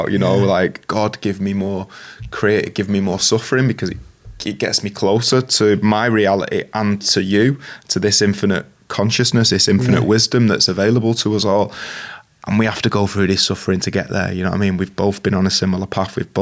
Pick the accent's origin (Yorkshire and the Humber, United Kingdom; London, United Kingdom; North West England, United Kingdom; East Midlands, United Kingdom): North West England, United Kingdom; Manchester; I was born in St. Mary's Hospital, 1982, Manchester.